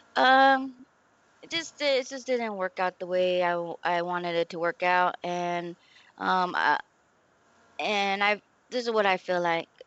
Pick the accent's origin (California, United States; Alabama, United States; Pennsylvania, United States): California, United States; San Diego; moved away; we grew up right there in Lomita yes. Village